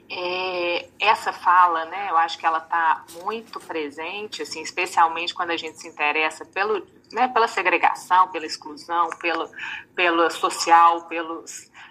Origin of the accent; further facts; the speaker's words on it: Belo Horizonte, Minas Gerais, Brazil; eu sou de Belo Horizonte